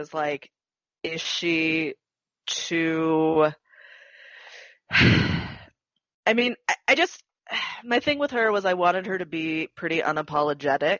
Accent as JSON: {"language": "English", "area": "Orange County", "region": "California", "country": "United States", "tie": "born or raised there", "said": "I grew up in Orange County"}